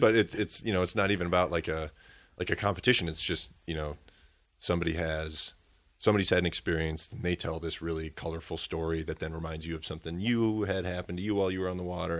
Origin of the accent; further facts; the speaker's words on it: Minneapolis–Saint Paul, Minnesota, United States; also born or lived in Round Lake, Hayward, Wisconsin; now in Hayward, United States; I'm originally from the Twin Cities